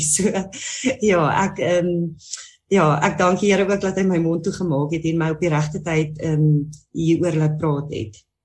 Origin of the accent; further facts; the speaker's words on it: Musina, Limpopo, South Africa; ek kom van Messina af, 'n baie klein dorpie